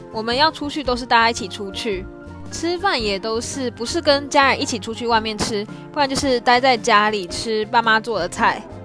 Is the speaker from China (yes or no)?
no; Taiwan; moved away as an adult; now in Japan; 我在台湾的时候，常常就是觉得出门就随便啦